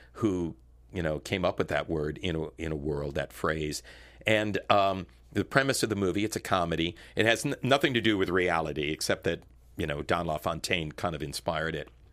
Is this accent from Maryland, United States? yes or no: no; Connecticut, United States; moved away as an adult; also born or lived in Washington, D.C.; being an Italian kid growing up in Connecticut